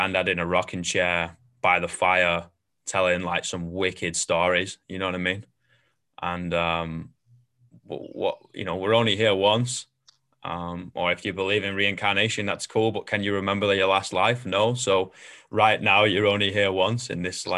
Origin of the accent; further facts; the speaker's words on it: Manchester, North West England, United Kingdom; moved away; my home is always going to be Manchester, but at the same time, like there's a reason why you leave.